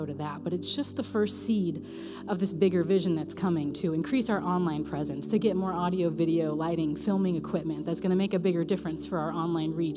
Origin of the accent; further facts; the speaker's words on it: Raytown, Missouri, United States; I'm from Raytown. I don't say y'all